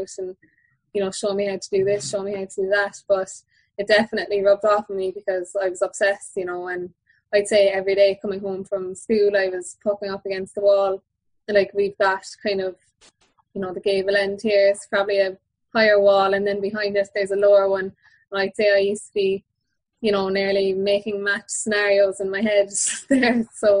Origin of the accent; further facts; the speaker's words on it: Kilbrittain, Munster, Ireland; Yeah, massive. It was huge, really. Like, my dad, both my parents are Kilbritton people